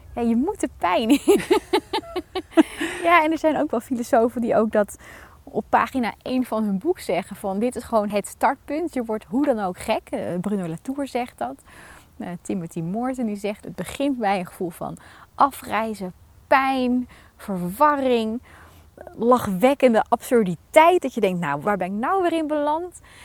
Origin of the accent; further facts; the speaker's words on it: Netherlands; als Nederlanders